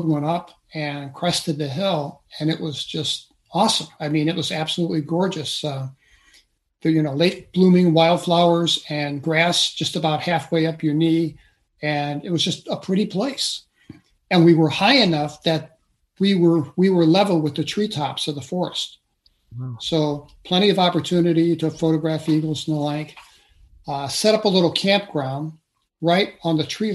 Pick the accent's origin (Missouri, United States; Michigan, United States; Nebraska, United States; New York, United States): Missouri, United States; St. Louis; I grew up in St. Louis City